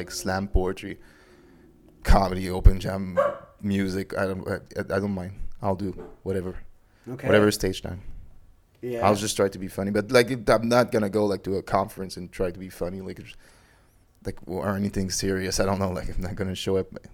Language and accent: English; Laval, Quebec, Canada; English is a second language; also born or lived in Grenfell Park; now in Montreal, Canada; I've born in Grenfell Park, and then my family moved in Laval, which is the town right on the side of Montreal. And I lived in Laval for 23 years, then moved in Montreal like 4 years ago